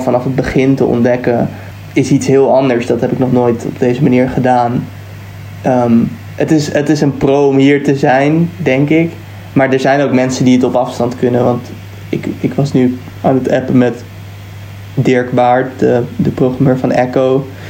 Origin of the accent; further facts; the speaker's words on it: Netherlands; now in England; wij als Nederlanders